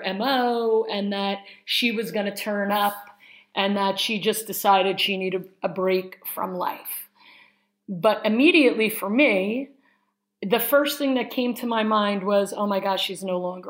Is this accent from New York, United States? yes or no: yes; Syosset, New York, United States; we grew up in Syosset, Long Island, which is in New York